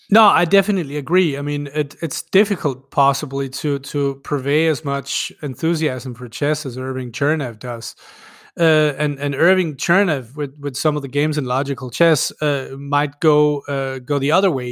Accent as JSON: {"language": "English", "country": "Denmark", "first_language": "Danish", "second_language": "English", "said": "Danish is my native language"}